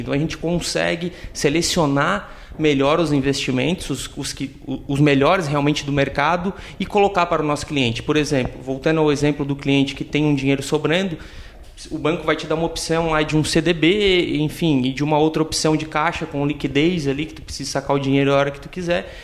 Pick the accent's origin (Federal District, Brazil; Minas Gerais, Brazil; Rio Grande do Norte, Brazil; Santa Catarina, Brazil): Santa Catarina, Brazil; Tubarão; sou natural aqui de Tubarão